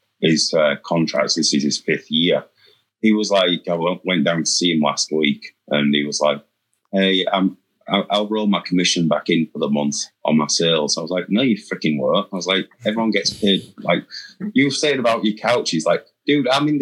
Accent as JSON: {"language": "English", "region": "England", "country": "United Kingdom", "moved": "yes", "lives_now": "United States"}